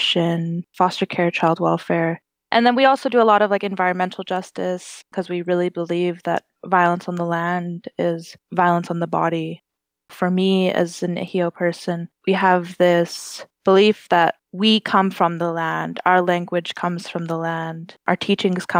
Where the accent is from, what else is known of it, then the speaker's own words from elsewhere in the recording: Maskwacis, Alberta, Canada; now in Edmonton, Canada; I am from Samson Cree Nation, Musquechis, and I currently reside in Edmonton, Alberta